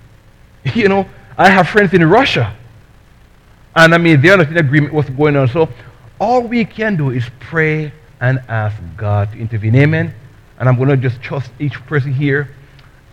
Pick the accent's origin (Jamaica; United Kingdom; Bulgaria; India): Jamaica; now in United States; I'm from Jamaica